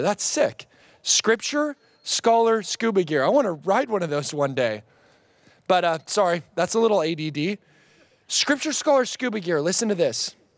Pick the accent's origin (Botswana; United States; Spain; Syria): United States; Oregon; I'm from Oregon